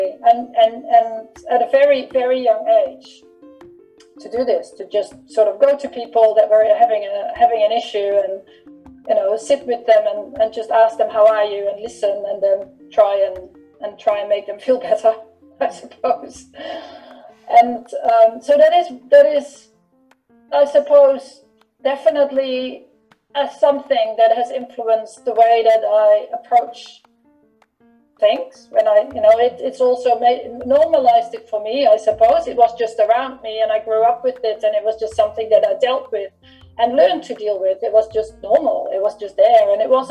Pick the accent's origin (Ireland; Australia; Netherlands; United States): Netherlands; when I grew up in the Netherlands